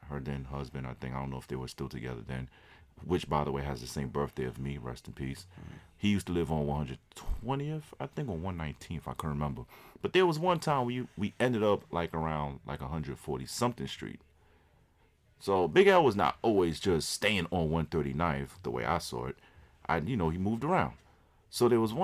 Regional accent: New York City, New York, United States; I'm too much from Harlem

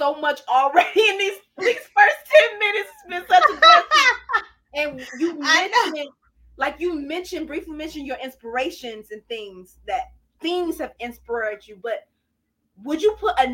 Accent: Detroit, Michigan, United States; Like I grew up in Detroit. Like, I was born and raised in Detroit

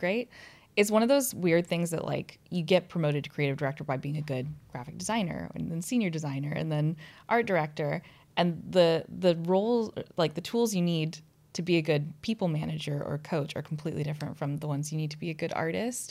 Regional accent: United States; moved away as an adult; now in London, United Kingdom; I'm an American

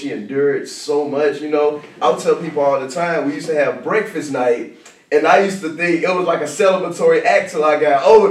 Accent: Jackson, Tennessee, United States; But nah, I'm originally from Jackson, Tennessee. I grew up an emo kid.

